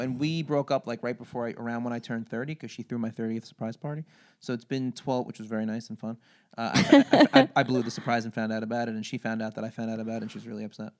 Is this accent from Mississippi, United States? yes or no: no; Long Beach, New York, United States; I grew up in Long Beach, Long Island